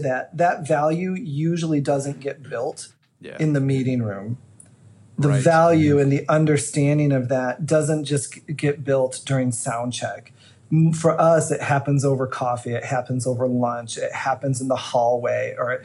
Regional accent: Illinois, United States; moved away; the little church I grew up in Illinois

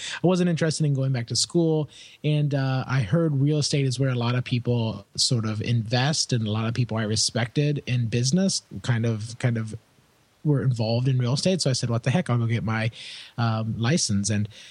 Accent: Indianapolis, Indiana, United States; I was born and raised in Indianapolis, Indiana, Midwestern boy, as we say over here in the States.

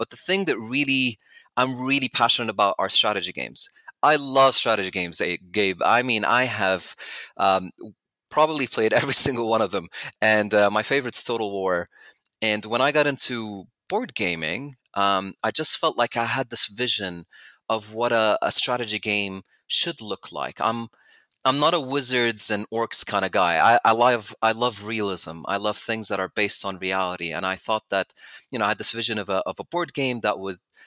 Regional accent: Abu Dhabi, United Arab Emirates; also born or lived in United States / Canada / Jordan / Oxford, United Kingdom; I'm from Abu Dhabi originally, which is about an hour away from Dubai

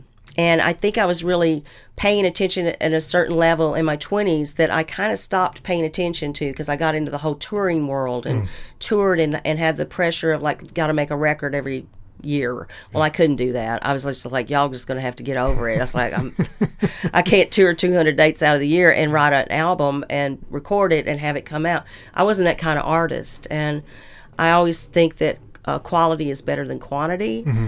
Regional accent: Madison, United States; Plus, I ended up moving 1 mile from the house I grew up in Madison. So I'm back in Madison, completely full circle.

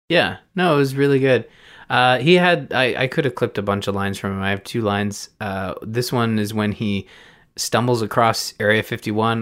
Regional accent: Canada; I'm Canadian

